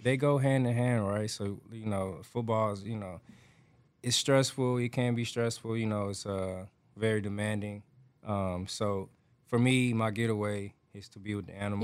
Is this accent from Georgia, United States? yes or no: yes; Atlanta, Georgia, United States; moved away; I grew up raised in Atlanta, Georgia